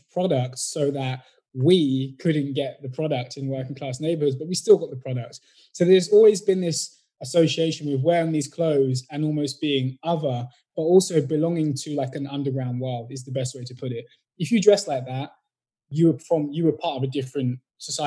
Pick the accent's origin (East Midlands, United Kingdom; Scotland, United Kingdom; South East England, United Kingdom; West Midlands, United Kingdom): East Midlands, United Kingdom; Northampton; also born or lived in Brixton, London; I was born in Brixton, moved out quite a young age, and I grew up in Northampton, which is like the heart of the Midlands.